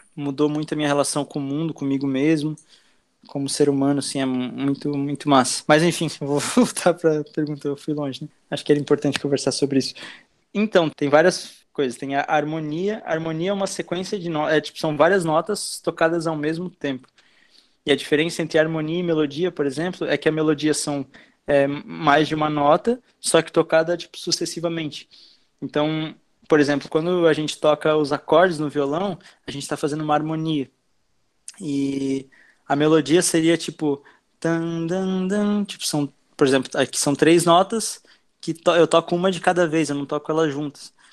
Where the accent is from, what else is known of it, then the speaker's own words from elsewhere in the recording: Blumenau, Santa Catarina, Brazil; moved away as an adult; also born or lived in Argentina; now in Itajaí, Brazil; eu tenho 23 anos e nasci em Blumenau. Estou morando aqui em Itajaí já faz, acho, uns três anos